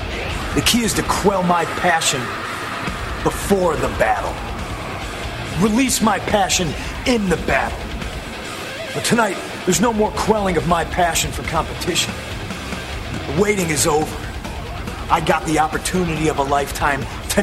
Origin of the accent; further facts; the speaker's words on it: Chicago, Illinois, United States; I was born in Chicago, and I was raised on the streets.